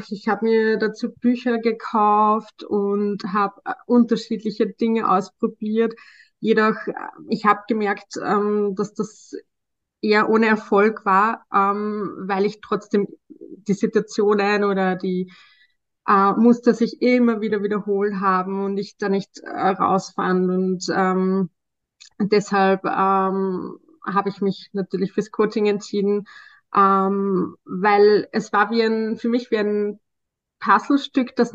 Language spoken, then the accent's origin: German; Austria; ich bin im Sozialbereich tätig, äh, schon seit einigen Jahren und ich komme aus Österreich.